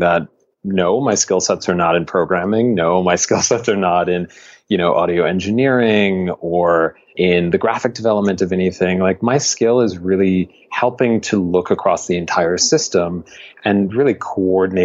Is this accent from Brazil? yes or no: no; Buffalo, New York, United States; moved away; also born or lived in Miami; I grew up in Buffalo, New York